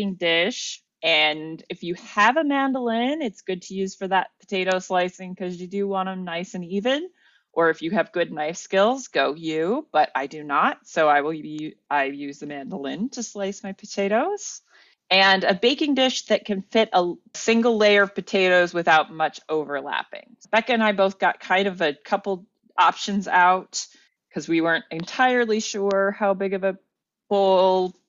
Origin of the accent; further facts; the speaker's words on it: United States; As an American